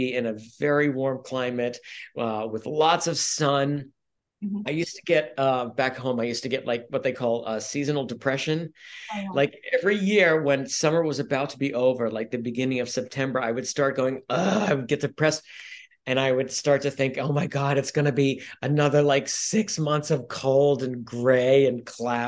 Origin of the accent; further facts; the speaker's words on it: New York City, New York, United States; moved away as an adult; now in California, United States; I grew up in New York City, born and raised in New York City